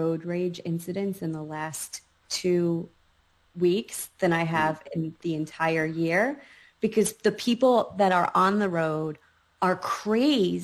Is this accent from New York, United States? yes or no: yes; New York, United States; moved away; also born or lived in North Carolina; when I grew up in New York, my identity was very much forged by my surroundings